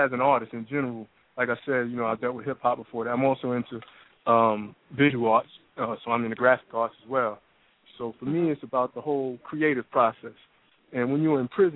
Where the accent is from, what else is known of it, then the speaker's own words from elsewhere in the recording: New York City, New York, United States; moved away as an adult; now in Atlanta, United States; I'm from New York, originally Brooklyn, New York, but now I'm down in Atlanta